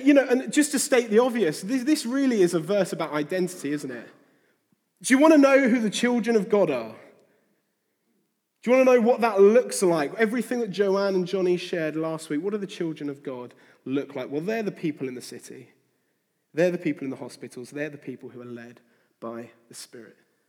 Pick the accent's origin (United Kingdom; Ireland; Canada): United Kingdom; near Faversham, Kent, South East England; I grew up near Faversham in Kent